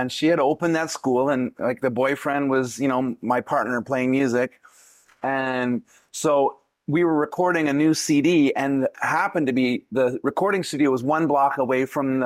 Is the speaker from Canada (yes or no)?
yes; Canada; also born or lived in Vancouver, British Columbia; originally from Canada, born okay. born in the middle, born in the snow.